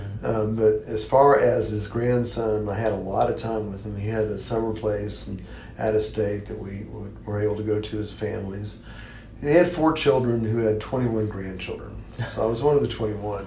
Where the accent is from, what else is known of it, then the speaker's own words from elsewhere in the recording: Tulsa, Oklahoma, United States; Grew up here in Tulsa, Oklahoma, and was the fourth of five children